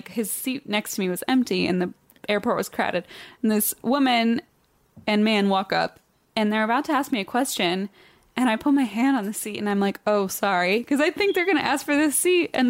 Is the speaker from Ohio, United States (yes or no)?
yes; Cincinnati, Ohio, United States; I'm from Cincinnati.